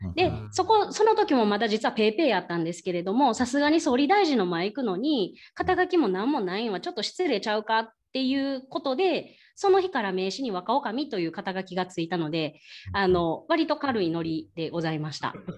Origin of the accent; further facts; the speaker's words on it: Kyoto, Japan; 京都生まれ京都育ちで